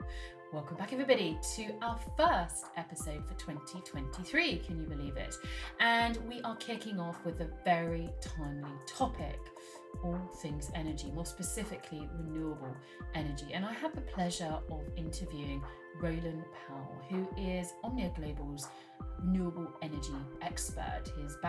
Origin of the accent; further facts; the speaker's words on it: United Kingdom; I'm very British talking about this now